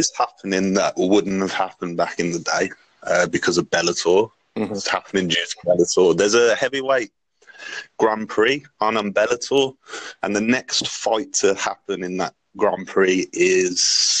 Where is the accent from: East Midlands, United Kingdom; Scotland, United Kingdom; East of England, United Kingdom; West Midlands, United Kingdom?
West Midlands, United Kingdom; Birmingham; I'm from UK, Birmingham.